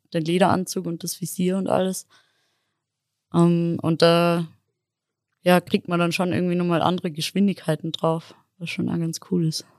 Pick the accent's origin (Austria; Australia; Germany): Austria; Innsbruck, Tyrol; ich bin ursprünglich aus Innsbruck